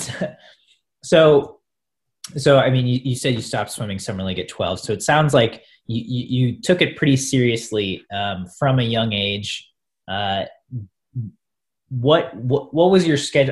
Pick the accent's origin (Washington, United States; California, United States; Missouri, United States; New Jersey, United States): Missouri, United States; Columbia; I'm from a college town. I'm from Columbia, Missouri, where Mizzou is